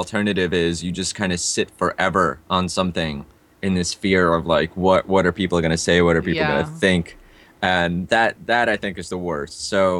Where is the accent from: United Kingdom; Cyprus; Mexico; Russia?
Russia; born there; also born or lived in India; So being that, you know, I was born in Russia, lived in India for a bit.